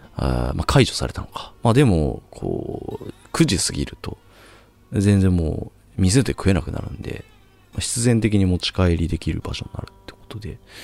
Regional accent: rural Chiba, Japan; moved away as an adult; now in Tokyo, Japan; 僕は千葉の田舎出身

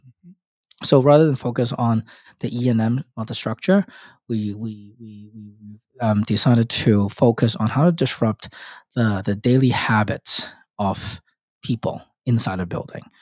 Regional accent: Hong Kong; moved away as an adult; also born or lived in Australia / United States; I was born in and raised in Hong Kong

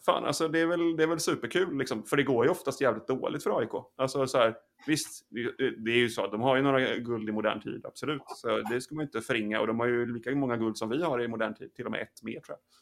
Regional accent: western Sweden, Sweden; Jag är uppvuxen i Västsverige, längre inåt landet.

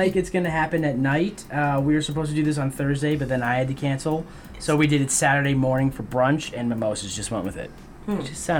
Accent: Northeast, United States; now in Denver, United States; So we're both from the Northeast, but we now live in Denver.

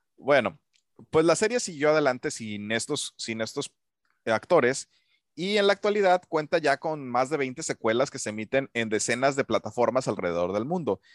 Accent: Mexico; also born or lived in Puerto Vallarta; para mí como, como mexicano

